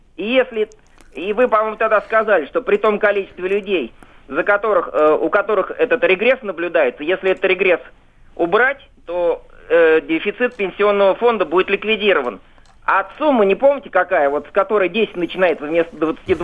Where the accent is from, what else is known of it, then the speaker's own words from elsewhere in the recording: Moscow, Russia; я москвич